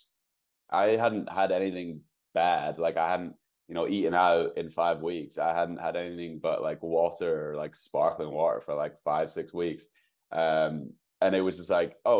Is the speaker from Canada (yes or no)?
no; United Kingdom; now in Seattle, United States; I'm a British 1500 meter runner